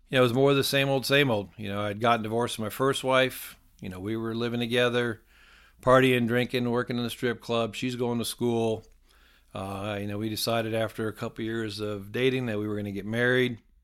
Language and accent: English; Ohio, United States; moved away as an adult; also born or lived in South Carolina / Myrtle Beach; I grew up in Ohio and I moved down to South Carolina in eighty-nine and to go to college